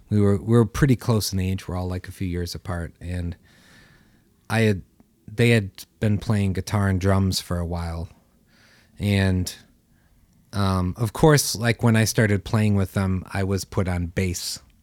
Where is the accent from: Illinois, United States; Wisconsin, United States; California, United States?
Illinois, United States; Carpentersville; I grew up in Carpentersville, Illinois